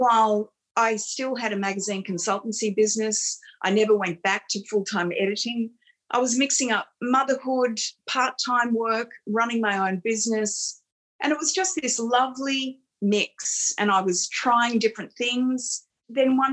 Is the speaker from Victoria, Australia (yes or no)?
no; Campbelltown, New South Wales, Australia; I was a kid from Campbelltown. I didn't go to private school